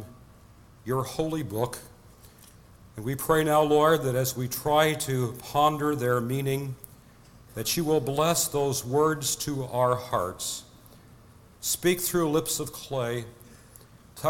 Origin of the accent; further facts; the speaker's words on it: Nebraska, United States; I'm from Nebraska, where windmills are still quite in evidence.